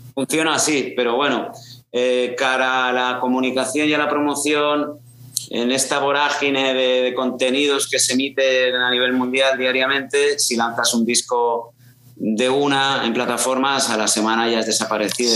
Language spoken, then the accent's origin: Spanish; Castellón de la Plana, Valencian Community, Spain; moved away; also born or lived in Aragon; yo nací en Castellón, pero vamos, he dado más vueltas por el mundo que, una peón